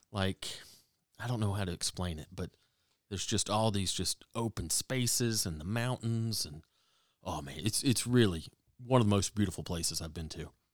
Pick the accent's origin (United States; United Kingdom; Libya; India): United States; Waleska, Georgia; moved away as an adult; now in California, United States; I'm from Waleska, Georgia.